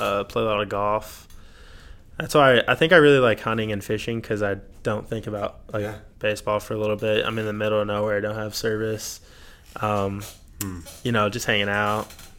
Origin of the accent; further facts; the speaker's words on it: Odessa, Texas, United States; growing up in Odessa, like you said, is kind of a rough area